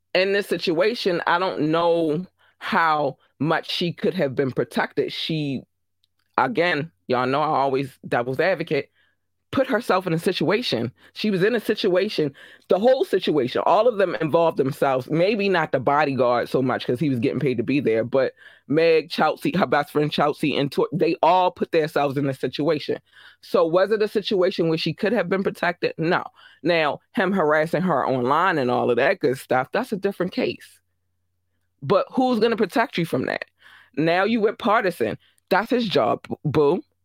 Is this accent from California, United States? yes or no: no; Baltimore, Maryland, United States; I'm from Baltimore.